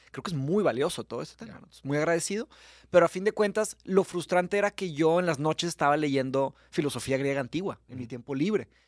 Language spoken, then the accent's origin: Spanish; Monterrey, Nuevo León, Mexico; born or raised there; accent: regio; also born or lived in Brazil / São Paulo, Brazil